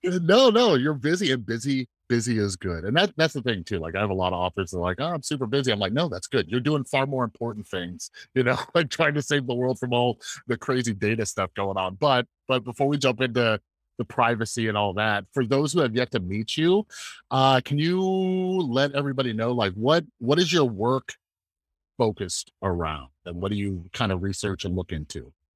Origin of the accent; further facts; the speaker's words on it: United States; for me as an American